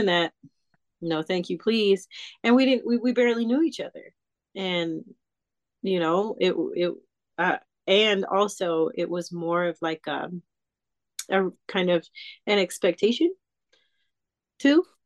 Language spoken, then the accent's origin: English; Southern California, United States; also born or lived in Calabasas / Pasadena / Altadena; growing up in Calabasas and in Pasadena and Altadena and all of those places, like in Southern California.